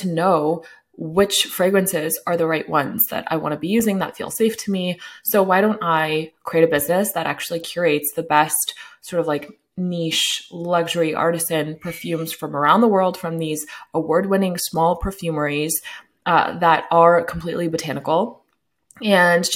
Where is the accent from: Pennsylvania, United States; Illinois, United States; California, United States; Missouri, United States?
California, United States; Sacramento; I'm in Sacramento. It's where I grew up